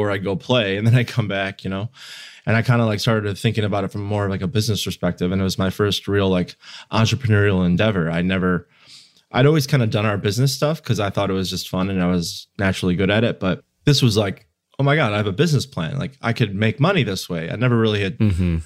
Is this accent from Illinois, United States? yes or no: yes; Chicago, Illinois, United States; also born or lived in Indiana; I was in college in Indiana, but I'm from Chicagoland.